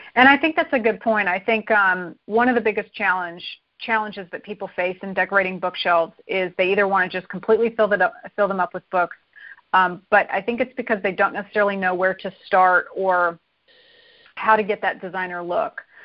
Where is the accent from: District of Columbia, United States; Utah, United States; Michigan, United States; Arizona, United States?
Arizona, United States; I grew up in Arizona